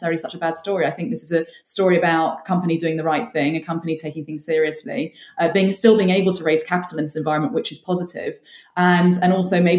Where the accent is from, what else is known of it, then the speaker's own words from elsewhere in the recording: United Kingdom; as the British public